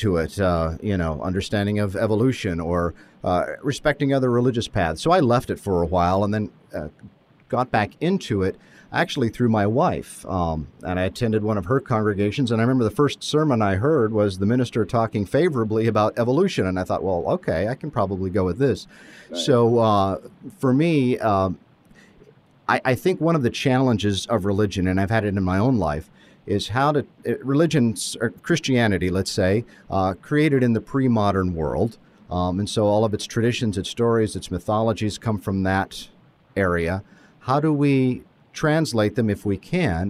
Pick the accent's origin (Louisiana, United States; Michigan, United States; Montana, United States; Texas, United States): Montana, United States; Butte; moved away as an adult; also born or lived in New York State; now in Elizabethton, United States; I grew up in Montana and in the Butte and Whitehall area.